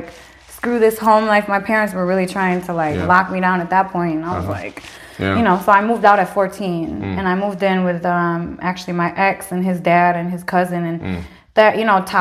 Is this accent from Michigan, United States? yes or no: yes; Lansing, Michigan, United States; also born or lived in Incheon, South Korea; I grew up in Lansing